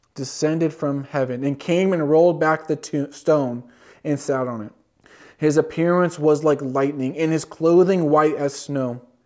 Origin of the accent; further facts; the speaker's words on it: California, United States; Growing up in California